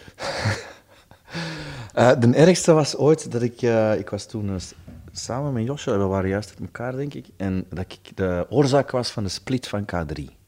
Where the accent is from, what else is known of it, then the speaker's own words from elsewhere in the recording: Stabroek, Flanders, Belgium; er was bij ons in Stabroek hadden ze een, groot warenhuis